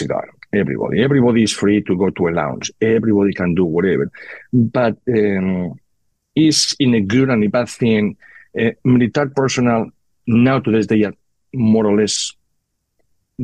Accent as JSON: {"language": "English", "country": "Spain", "tie": "born or raised there", "moved": "yes", "said": "born and raised in Spain"}